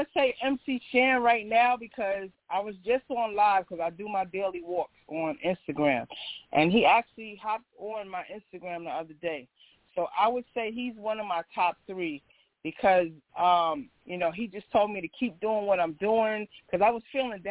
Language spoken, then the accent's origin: English; New York City, New York, United States; I'm from Southside Jamaica, Queens.